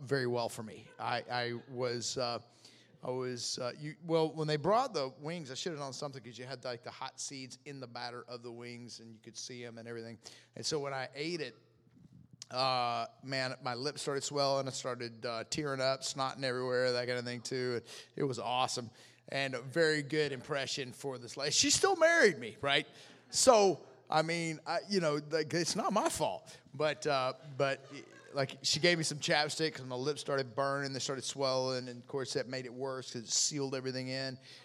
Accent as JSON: {"language": "English", "region": "the South", "country": "United States", "said": "I'm from the South, man."}